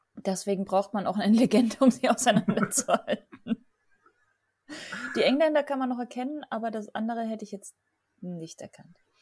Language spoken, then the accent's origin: German; Southern Germany, Germany; ich komme aus Süddeutschland